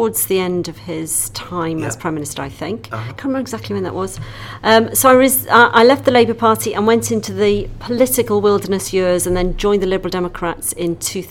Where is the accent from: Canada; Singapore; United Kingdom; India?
United Kingdom; North Wales; also born or lived in London; now in Mid Wales, United Kingdom; I was born in North Wales